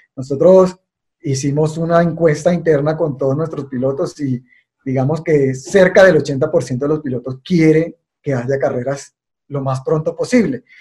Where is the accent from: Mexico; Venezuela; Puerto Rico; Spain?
Venezuela; moved away as an adult; now in Colombia; yo soy venezolano y y me formé en el automovilismo venezolano